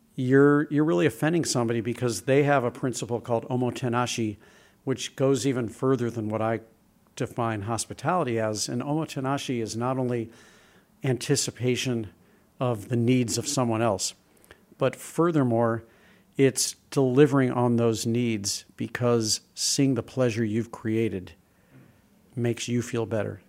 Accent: St. Louis, Missouri, United States; I grew up in Saint Louis, and my dad was a travel agent

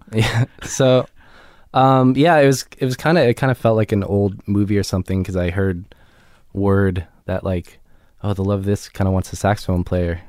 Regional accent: Laguna Beach, California, United States; also born or lived in Los Angeles; I was born in L A here, um, but then moved to Laguna Beach when I was, like, nine or so

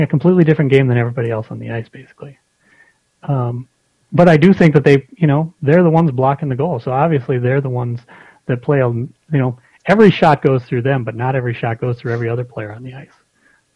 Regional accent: Minnesota, United States; I grew up in Minnesota

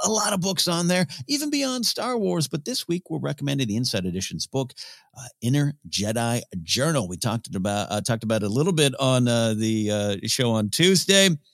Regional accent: San Luis Obispo, California, United States; my hometown, uh, San Luis Obispo, Rio Grande, California

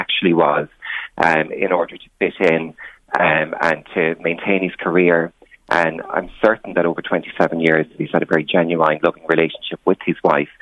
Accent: Ireland; moved away as an adult; also born or lived in London / Brussels; now in Blessington, Ireland; I came from a very small rural background.

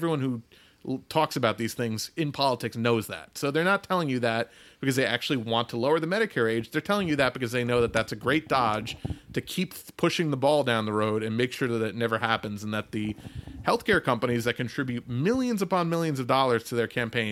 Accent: United States; as an American

